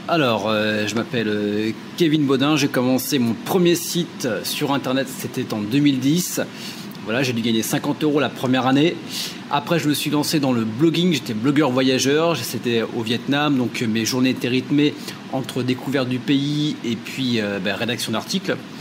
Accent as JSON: {"language": "French", "town": "Châteauroux", "region": "Centre-Val de Loire", "country": "France", "also_born_or_lived": "Limoges", "moved": "as an adult", "said": "Je viens euh, d'une petite ville qui s'appelle euh, Châteauroux, qui est dans le milieu de la France"}